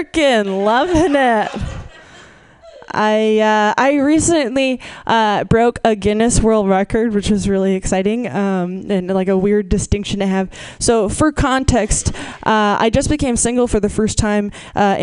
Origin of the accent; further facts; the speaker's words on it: Massachusetts, United States; moved away; I'm from Massachusetts originally.